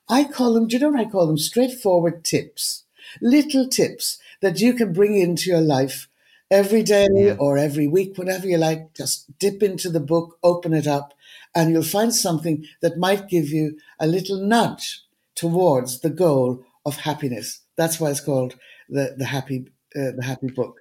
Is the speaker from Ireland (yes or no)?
yes; Donegal, Ulster, Ireland; also born or lived in Dublin / India; now in Cork, Ireland; I'm from Donegal